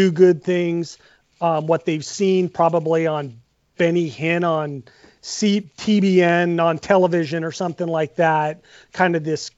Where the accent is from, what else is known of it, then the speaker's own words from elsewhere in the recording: Seattle, Washington, United States; moved away as an adult; also born or lived in Pullman, Washington; now in Spokane, United States; So I am from Seattle. I was born there, I spent the first 34 years of my life there, essentially.